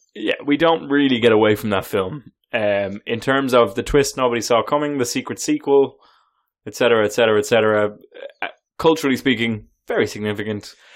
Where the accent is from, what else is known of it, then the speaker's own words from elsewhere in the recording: Ireland; As an Irishman